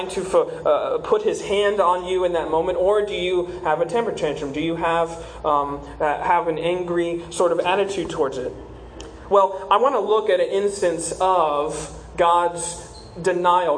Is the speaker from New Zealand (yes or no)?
no; South Carolina, United States; moved away as an adult; now in Southwest Ranches, United States; I'm originally from South Carolina. I moved down here a couple years ago with my wife